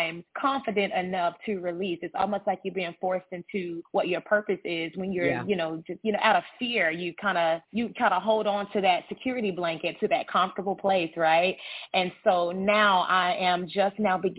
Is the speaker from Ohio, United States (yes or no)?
no; Charlotte, North Carolina, United States; from Charlotte, North Carolina, born and raised. I've been here my entire life